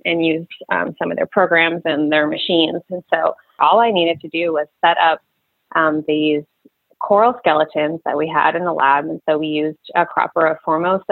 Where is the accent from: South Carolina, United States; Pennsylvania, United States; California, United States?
Pennsylvania, United States; Reading; moved away as an adult; also born or lived in Lewes, Delaware; now in Vicksburg, United States; I am originally from Reading, Pennsylvania area.